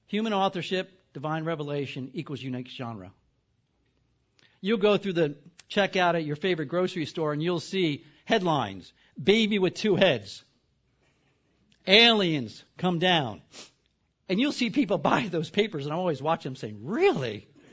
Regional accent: the East, East Coast, United States; I'm from the East.

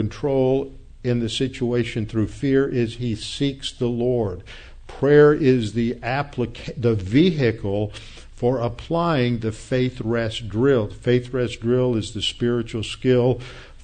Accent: the South, United States; I'm a Southerner.

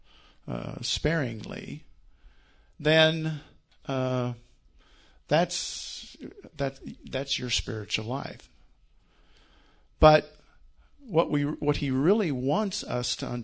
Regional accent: Iowa, United States; growing up in the Yarmouth Baptist Church, rural church in Iowa

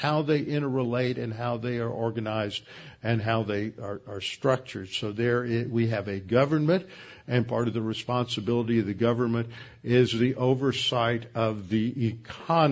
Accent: Houston, Texas, United States; I grew up over in Meyerland, and one of the major topographical features there is Bray's Bayou

